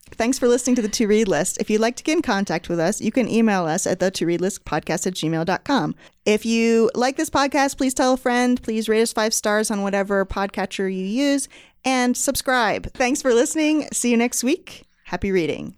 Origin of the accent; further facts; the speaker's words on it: New England, United States; I have been, like, a white girl growing up in New England